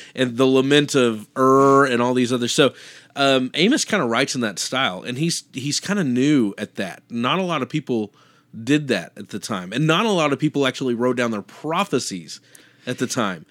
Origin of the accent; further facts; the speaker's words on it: Kansas, United States; I, I grew up in Kansas